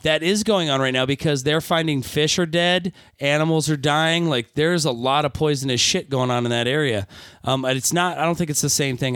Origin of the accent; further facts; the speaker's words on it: Michigan, United States; Michigan, my home state